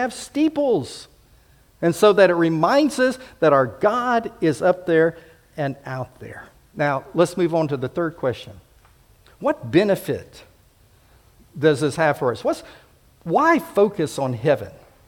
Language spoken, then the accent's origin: English; Homestead, Florida, United States; also born or lived in Pensacola / Fort Rucker / Enterprise; I grew up in Homestead Air Force Base, and then in Pensacola, the air base there at Eglin, as well as the naval base, Fort Rucker and Enterprise, and of course Maxwell here.